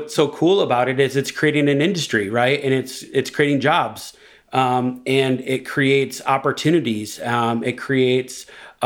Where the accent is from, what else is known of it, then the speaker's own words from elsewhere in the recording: Detroit, Michigan, United States; I'm from Detroit